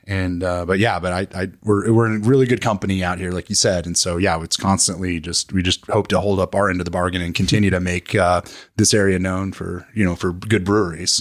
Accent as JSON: {"language": "English", "region": "New Mexico", "country": "United States", "moved": "yes", "said": "I'm from New Mexico"}